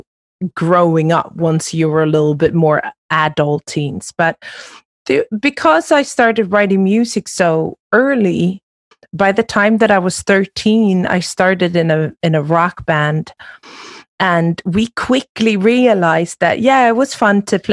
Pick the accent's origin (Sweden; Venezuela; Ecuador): Sweden; moved away as an adult; also born or lived in London / New York; growing up in Sweden